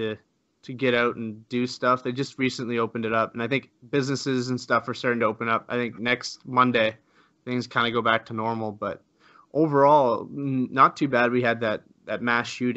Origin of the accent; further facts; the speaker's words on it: Canada; I'm Canadian